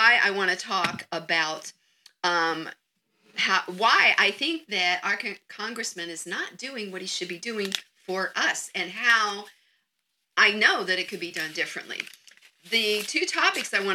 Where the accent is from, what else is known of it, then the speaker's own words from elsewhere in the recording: Southwest Florida, United States; I grew up in Southwest Florida